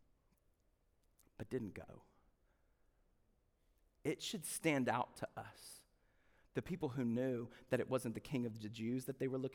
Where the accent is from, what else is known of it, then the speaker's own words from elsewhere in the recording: the South, United States; we're from the South